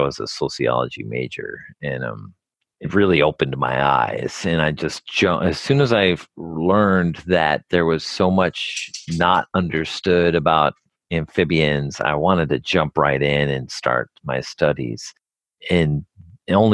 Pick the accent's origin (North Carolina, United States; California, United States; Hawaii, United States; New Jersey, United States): New Jersey, United States; I grew up in New Jersey and I didn't really see any nature